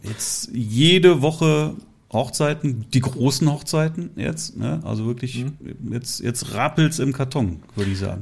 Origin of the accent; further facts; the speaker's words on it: Leverkusen, North Rhine-Westphalia, Germany; meine Heimatstadt Leverkusen